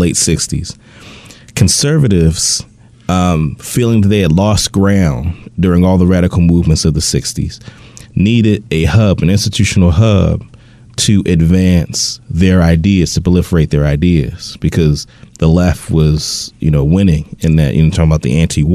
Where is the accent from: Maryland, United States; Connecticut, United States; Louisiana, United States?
Maryland, United States; Baltimore; I grew up close to where Adam lived in Northwest Baltimore